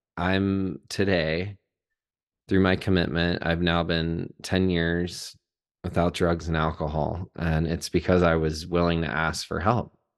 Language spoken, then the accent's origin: English; Chattanooga, Tennessee, United States; I was born in Chattanooga, Tennessee. Was born and raised there